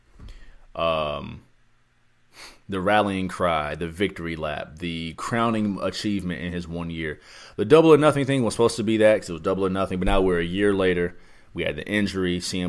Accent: Ohio, United States; We're in my home state of Ohio.

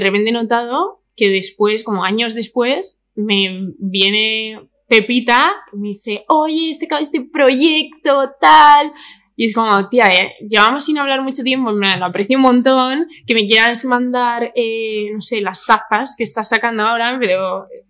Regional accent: Madrid, Community of Madrid, Spain; Yo soy de Vallecas, ¿sabes? De toda la vida

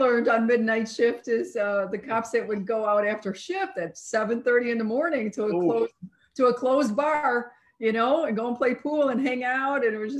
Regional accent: Chicago, Illinois, United States; moved away as an adult; also born or lived in Montreal; No, I grew up in the city. I grew up in Chicago.

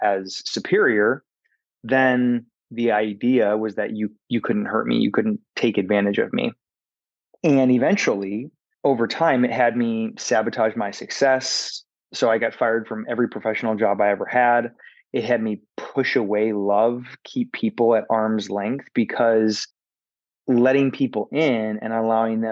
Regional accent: Michigan, United States; moved away as an adult; also born or lived in Minnesota / Los Angeles, California; now in Atlanta, United States; I was born and raised in the Midwest in a tiny town in Michigan, about 1,000 people.

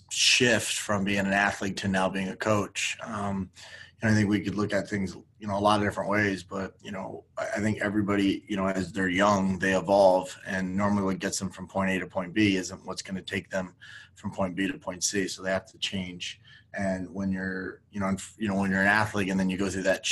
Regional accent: Miami, Florida, United States; moved away; I'm originally from Miami

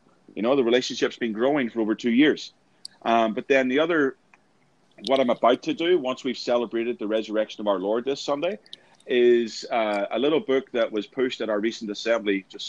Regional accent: Northern Ireland, United Kingdom; growing up in Northern Ireland, I experienced a lot of open air preaching.

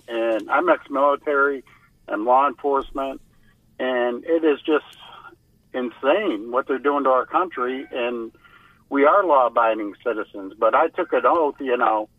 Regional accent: West Virginia, United States; moved away; I'm originally from West Virginia

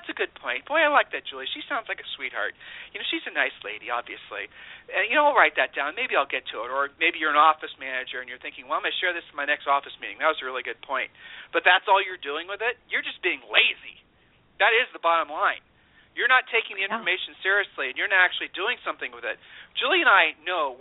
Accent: Ohio, United States; We're from Ohio

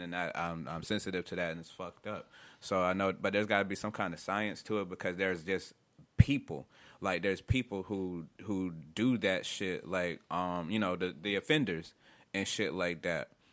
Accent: upstate New York, United States; Growing up in New York, man, upstate where I was from at on um, the west side

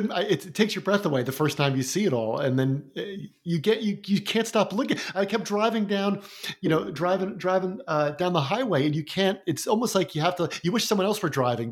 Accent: New Jersey, United States; I'm in New Jersey. I grew up in New Jersey.

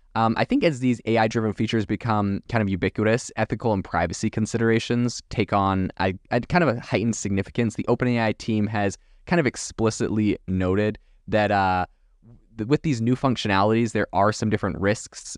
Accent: Canada; moved away; also born or lived in France; I'm from Canada originally.

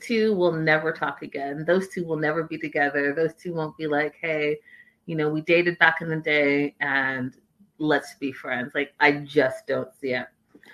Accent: Canada; I'm Canadian

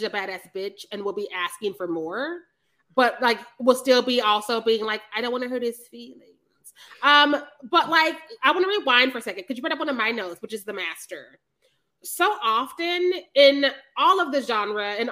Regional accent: Missouri, United States; I'm from Missouri.

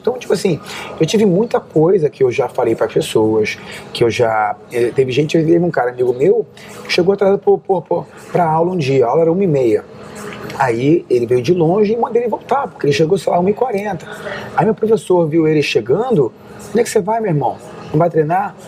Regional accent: Rio de Janeiro, Brazil; moved away as an adult; now in United States; Eu saí do Rio, onde eu tinha professor

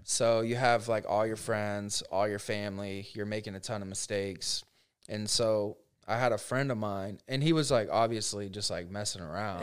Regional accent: Frostburg, Maryland, United States; moved away as an adult; also born or lived in Ohio; now in Orlando, United States; I grew up in Frostburg, so very small town

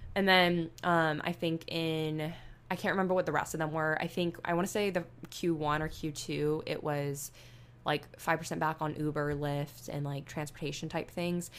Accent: Northwest Florida, United States; moved away as an adult; also born or lived in Alabama; I grew up in Northwest Florida, which is basically, like, the equivalent of South Alabama

